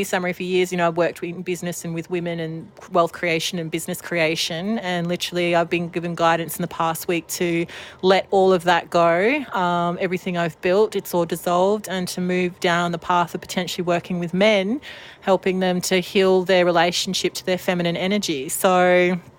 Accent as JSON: {"language": "English", "area": "Welsh", "region": "Wales", "country": "United Kingdom", "said": "I'm a Welsh shaman"}